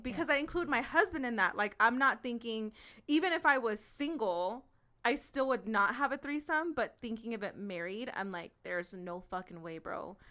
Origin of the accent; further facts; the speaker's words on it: West Coast of California, United States; I'm from the West Coast of California